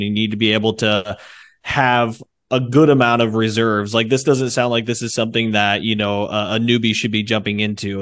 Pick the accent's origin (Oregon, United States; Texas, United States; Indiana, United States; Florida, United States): Indiana, United States; I'm from the Midwest, Indiana, and so it's nothing but farm ground out there. And so, um, but I'm in Fort Wayne, Indiana area.